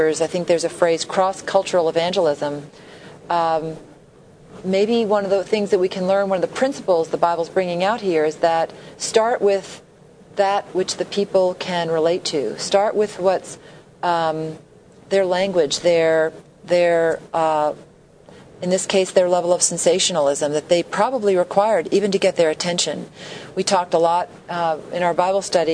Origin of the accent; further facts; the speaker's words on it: New York City, New York, United States; moved away; I grew up in New York City